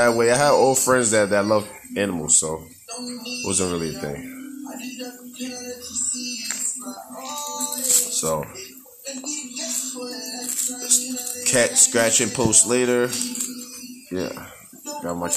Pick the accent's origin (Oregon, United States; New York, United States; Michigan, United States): New York, United States; growing up in New York